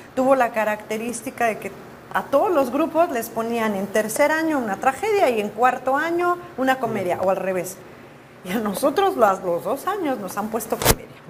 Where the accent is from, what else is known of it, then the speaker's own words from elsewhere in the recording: Morelia, Michoacán, Mexico; moved away as an adult; also born or lived in Mexico City, Mexico; now in United States; Nací en Morelia, Michoacán, allá crecí, después me fui a vivir al DF y bueno, luego me vine para acá a Estados Unidos